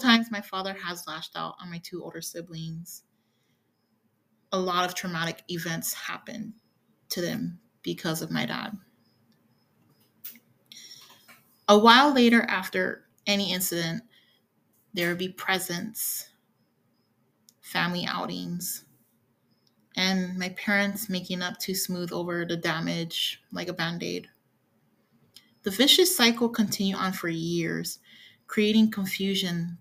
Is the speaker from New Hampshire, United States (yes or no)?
no; Hawaii, United States; moved away; also born or lived in California; I've been born and raised in Hawaii, lived in California for estimate a decade, and have been in the current red state for a year or over